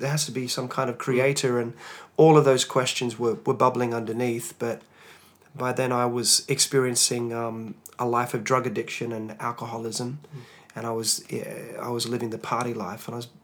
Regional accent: Hobart, Tasmania, Australia; I was a Tasmanian lad, um, born and bred in Tasmania, Hobart, Tasmania born to uh, non Christian parents

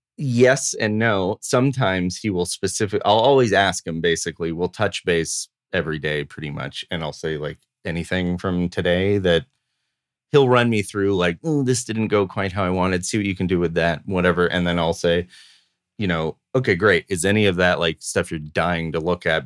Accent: Los Angeles, California, United States; growing up in Los Angeles

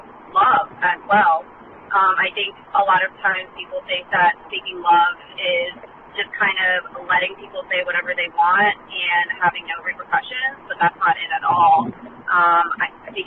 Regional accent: San Marcos, California, United States; I'm from San Marcos, California

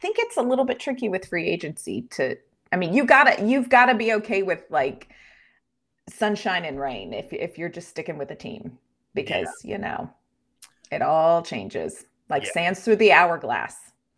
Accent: United States; I'm an American

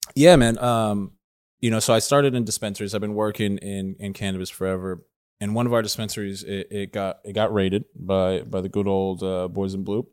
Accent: Southern California, United States; I grew up in Southern California

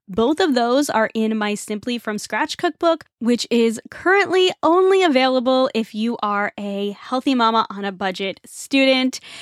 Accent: Northeast, United States; I grew up in the Northeast and we have a huge Irish population

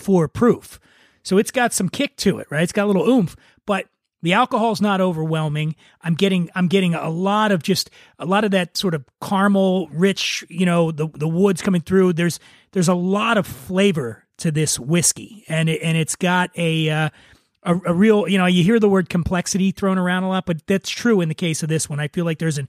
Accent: Kentucky, United States; growing up in Kentucky

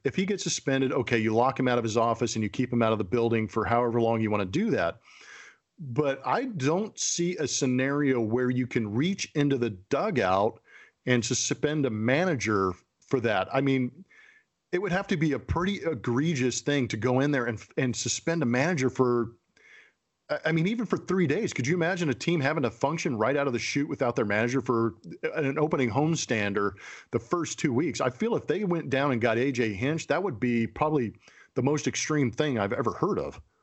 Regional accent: California, United States; growing up in California

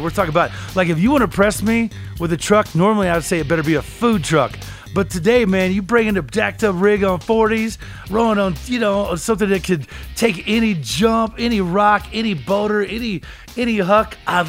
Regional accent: Colorado, United States; You know, gone are the days because, you know, I'm from Colorado, right?

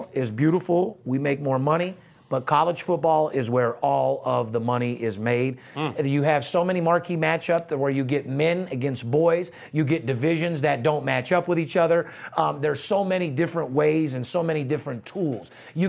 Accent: Las Vegas, Nevada, United States; I am born and raised in Las Vegas, and we are out here in Las Vegas.

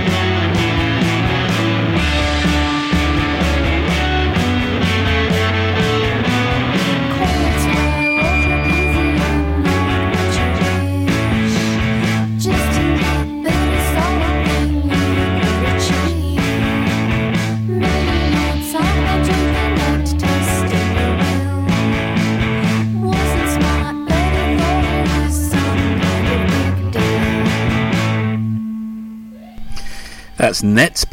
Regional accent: Melbourne, Victoria, Australia; moved away; also born or lived in England; I think they're based in Melbourne as well, so that's nice. My hometown

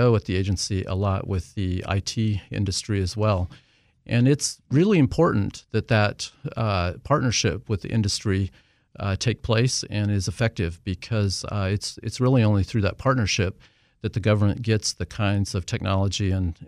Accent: Wyoming, United States; also born or lived in Southern California; Well, so actually, I am from Wyoming and ended up going to college in Southern California, of all places.

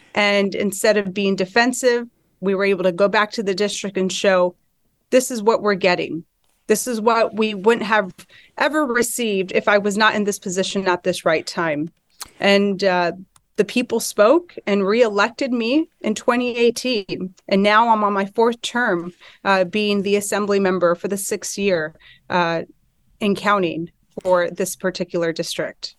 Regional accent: Inland Empire, California, United States; I brought my experiences with me growing up in the Inland Empire

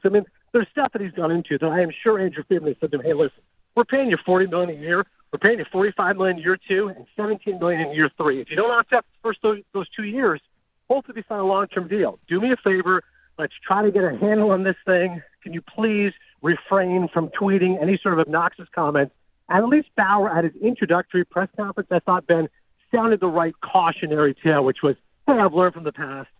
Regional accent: Toronto, Ontario, Canada; my hometown Blue Jays

